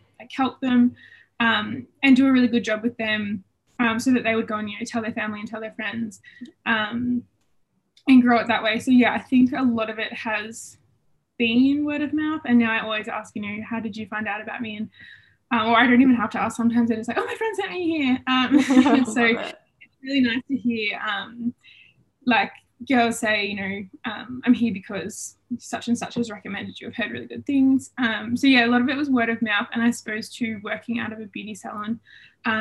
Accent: Albury, New South Wales, Australia; also born or lived in Melbourne, Australia; I am originally from Albury Wodonga

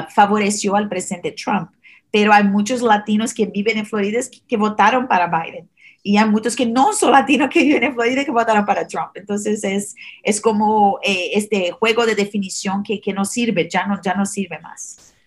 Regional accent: Brazil; Spanish is a second language; now in United States; soy originalmente de Brasil, ah, por eso el acento un poco diferente.

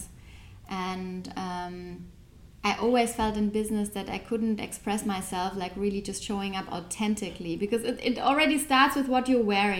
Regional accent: Germany; I grew up in Germany, I'm raised by two Turkish parents

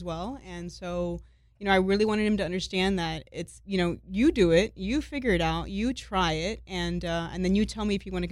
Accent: Miami, Florida, United States; born and raised in Miami

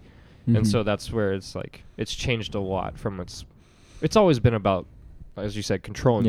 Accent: the South, United States; I'm from the South

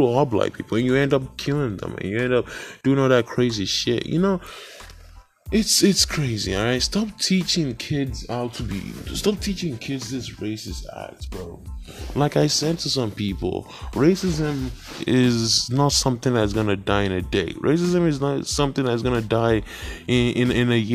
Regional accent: Nigeria; moved away; I'm from Nigeria

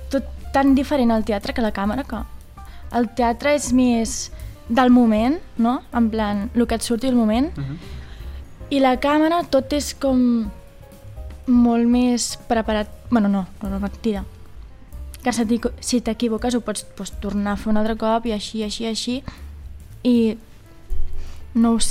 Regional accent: Vilafranca, Catalonia, Spain; A sobre soc de Vilafranca.

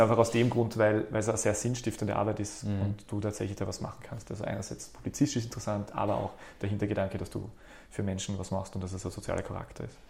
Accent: Graz, Styria, Austria; also born or lived in Berlin / Vienna; bin aus Graz ursprünglich, habe da studiert

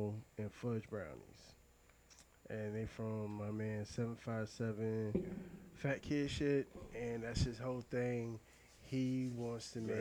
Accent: Chesapeake, Virginia, United States; also born or lived in Portsmouth, Virginia / Washington metropolitan area (DMV); I grew up in Chesapeake

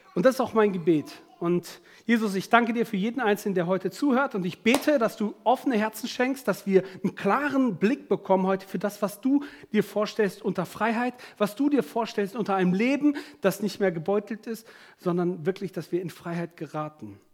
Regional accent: Germany; bei uns in Deutschland

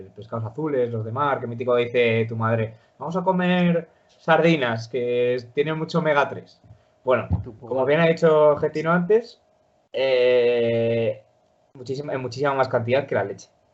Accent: Spain; los españoles en Argentina que nos llaman gallegos

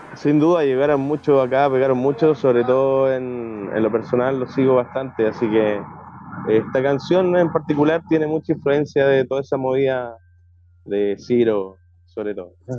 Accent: Puerto Varas, Los Lagos, Chile; moved away as an adult; now in Chiloé, Chile; yo vengo de una ciudad lacustre, eh, de Puerto Varas, que es bastante pequeña

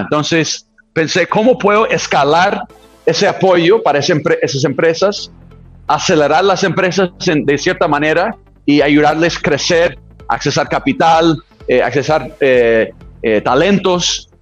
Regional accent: California, United States; Spanish is a second language; moved away as an adult; no soy eh, mexicano, no soy, soy un gringo de, California

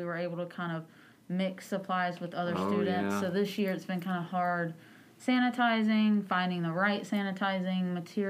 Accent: New Bern, North Carolina, United States; I'm actually born and raised in Craven County. Grew up in New Bern, so I'm a native.

